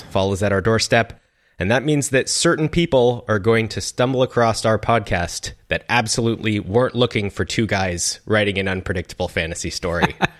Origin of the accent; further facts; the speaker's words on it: Seattle, Washington, United States; my hometown, Seattle